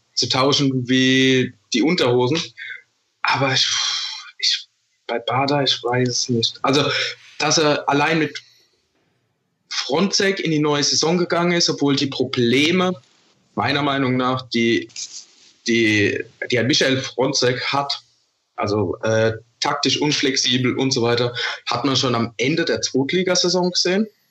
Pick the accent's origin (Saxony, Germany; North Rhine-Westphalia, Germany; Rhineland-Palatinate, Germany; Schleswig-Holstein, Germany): Rhineland-Palatinate, Germany; Vorderpfalz; Ich komme aus der Vorderpfalz